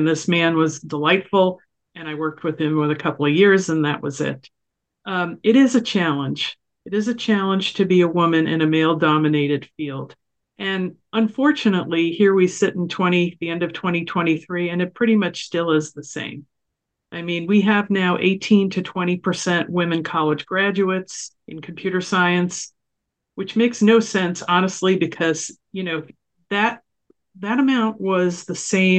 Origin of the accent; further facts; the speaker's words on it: New York, United States; I grew up in New York, so maybe I've been tough anyway.